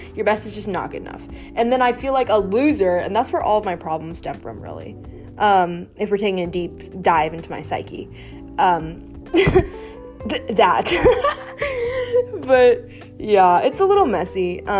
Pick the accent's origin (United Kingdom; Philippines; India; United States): India; I'm Indian, so we eat with our hands pretty frequently